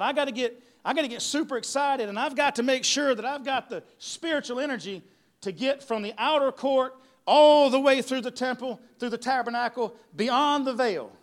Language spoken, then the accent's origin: English; Ware Shoals, South Carolina, United States; also born or lived in Jacksonville, North Carolina; I'm from Jacksonville, North Carolina, but I've lived here most of my life in Ware Shoals area